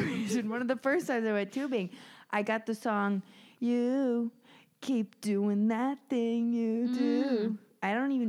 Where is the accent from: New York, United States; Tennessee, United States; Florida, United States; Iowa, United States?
Florida, United States; so I grew up in Florida